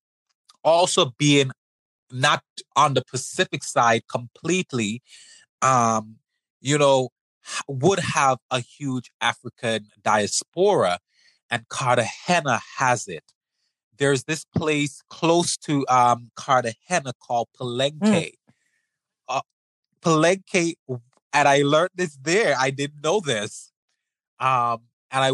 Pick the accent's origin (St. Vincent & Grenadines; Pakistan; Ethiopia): St. Vincent & Grenadines; I'm from the Caribbean. I'm from St. Vincent